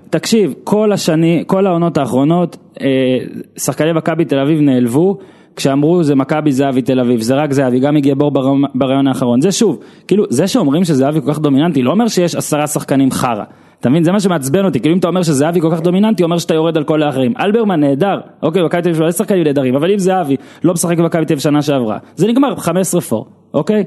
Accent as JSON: {"language": "Hebrew", "country": "Israel", "said": "אני גם ממושב בנעמי"}